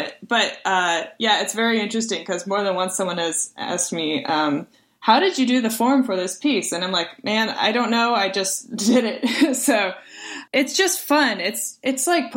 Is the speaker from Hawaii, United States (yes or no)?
no; Springfield, Missouri, United States; also born or lived in Texas; I was born in Texas, but I was raised in Springfield, Missouri.